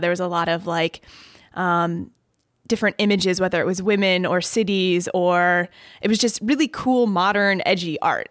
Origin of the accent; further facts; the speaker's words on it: Chicago, Illinois, United States; also born or lived in Ohio; I'm from Chicago. Grew up in the suburbs. lived there until I went to college in Ohio